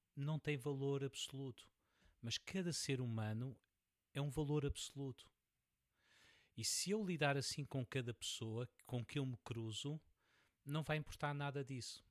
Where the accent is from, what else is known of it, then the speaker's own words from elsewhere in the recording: Portugal; sou, sou português